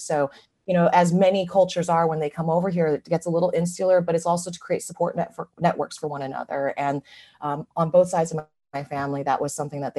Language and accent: English; San Francisco, California, United States; I'm 100% a California native and kid. Grew up in San Francisco.